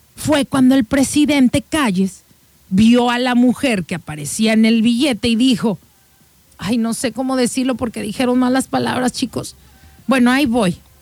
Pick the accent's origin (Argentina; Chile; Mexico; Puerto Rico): Mexico